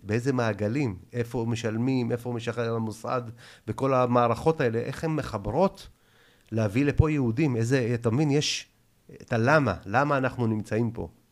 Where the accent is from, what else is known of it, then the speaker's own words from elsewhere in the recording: Israel; also born or lived in Tashkent, Uzbekistan; אני בכלל לא נולדתי בארץ. אני ביבוא אישי. עליתי בגיל שלוש, אתה מבין? מתשכנת